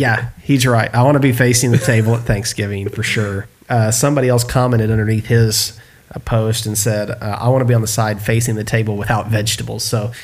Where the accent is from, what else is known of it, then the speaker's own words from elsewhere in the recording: the South, United States; I was born and raised in the South.